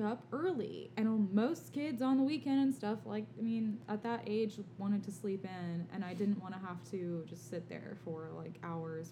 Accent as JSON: {"language": "English", "region": "Alabama", "country": "United States", "said": "we're from the South, from Alabama, actually."}